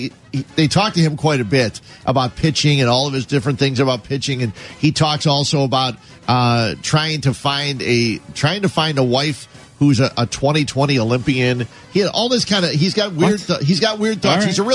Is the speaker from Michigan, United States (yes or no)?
no; Illinois, United States; I'm from Illinois